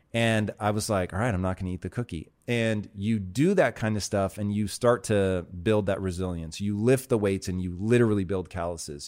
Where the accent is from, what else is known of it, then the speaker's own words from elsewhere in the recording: Tacoma, Washington, United States; I grew up in Tacoma, Washington